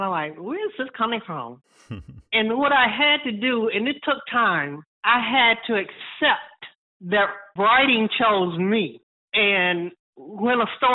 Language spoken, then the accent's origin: English; Georgia, United States; I'm from Georgia